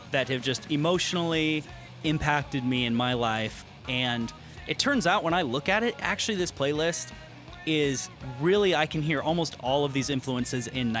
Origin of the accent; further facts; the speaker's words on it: San Diego, California, United States; now in Nashville, United States; I'm from San Diego, California